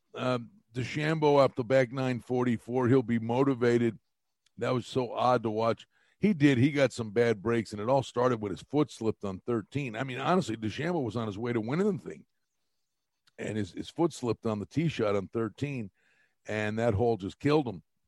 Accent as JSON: {"language": "English", "town": "Wilkes-Barre", "region": "Pennsylvania", "country": "United States", "said": "I'm from Wilkes-Barre, which is like a half an hour from Long Pond"}